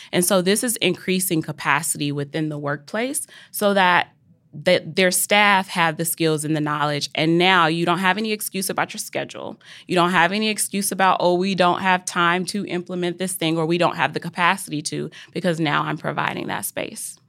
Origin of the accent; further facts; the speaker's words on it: Mississippi, United States; I'm from Mississippi